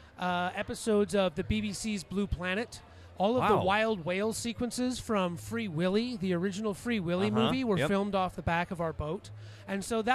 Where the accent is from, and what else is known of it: Telegraph Cove, British Columbia, Canada; born or raised there